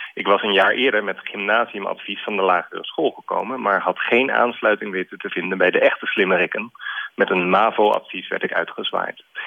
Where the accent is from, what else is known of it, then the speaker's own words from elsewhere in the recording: Alphen aan den Rijn, South Holland, Netherlands; in Alfa aan de Rijn, waar ik ben opgegroeid